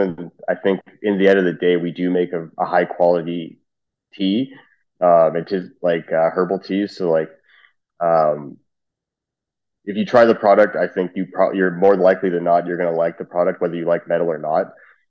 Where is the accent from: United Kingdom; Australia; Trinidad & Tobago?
Trinidad & Tobago; It turns out we're both Trinidadian.